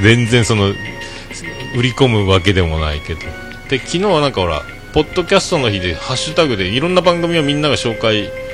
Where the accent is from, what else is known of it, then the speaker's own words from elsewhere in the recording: Hakata, Fukuoka, Japan; accent: Hakata-ben; also born or lived in Tokyo; 俺も博多弁はなるべく喋りたくないと思って生きとったな東京におる時